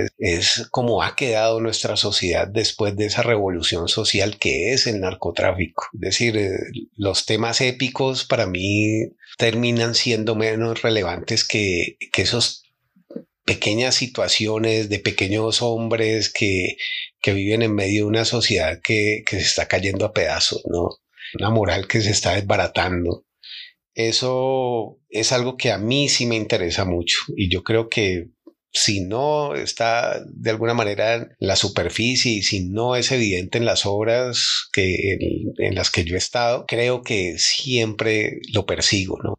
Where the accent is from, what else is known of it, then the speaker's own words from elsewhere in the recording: Colombia; como colombianos